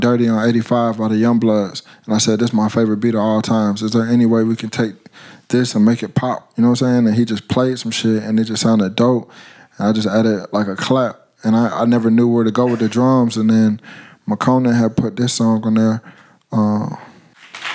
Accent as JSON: {"language": "English", "town": "Atlanta", "region": "Georgia", "country": "United States", "accent": "heavy Atlanta", "said": "I'm from Atlanta"}